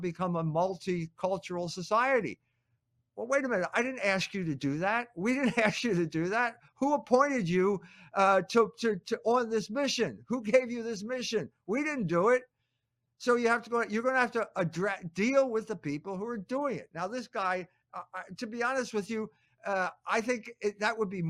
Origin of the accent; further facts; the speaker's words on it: Philadelphia, Pennsylvania, United States; I grew up in Philadelphia